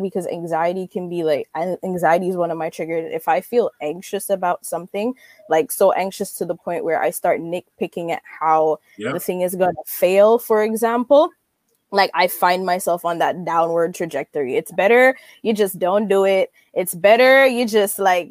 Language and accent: English; Jamaica; moved away; I grew up in Jamaica